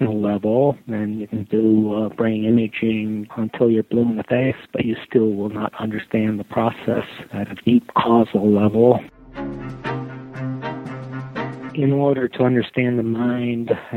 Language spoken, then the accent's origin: English; Tartu, Tartu County, Estonia; also born or lived in Pittsburgh, United States; now in United States; I was born in Estonia. In the woman's clinic at the University of Tartu